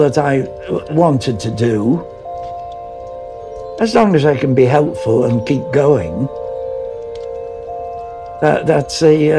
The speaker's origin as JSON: {"language": "English", "town": "Birkenhead", "region": "North West England", "country": "United Kingdom", "tie": "born or raised there", "said": "I was born in Birkenhead, in the Wirral, Cheshire. Apart from the war and the time I was at college, I've been all there all my life."}